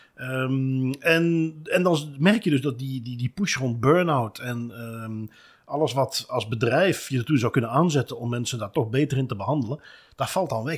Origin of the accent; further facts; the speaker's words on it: Belgium; wij als Belgen